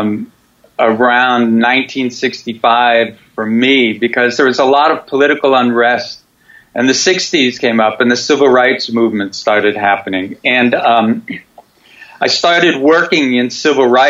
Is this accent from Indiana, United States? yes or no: yes; Gary, Indiana, United States; moved away; also born or lived in Phoenix, Arizona / San Bernardino, California / Chicago, Illinois; I was returned back to Gary, Indiana to be raised by my Yaya, my Greek grandmother.